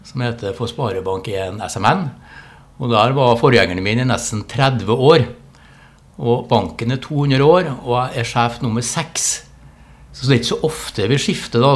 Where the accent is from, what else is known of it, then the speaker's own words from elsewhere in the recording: Trondheim, Trøndelag, Norway; moved away as an adult; also born or lived in Tromsø; Jeg Vokste opp på Byåsen, Halset